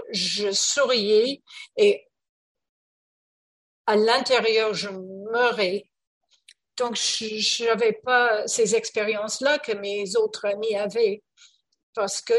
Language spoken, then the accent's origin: French; Canada; Oui, je parle français en fait, mais je suis canadienne et on parle euh, très vite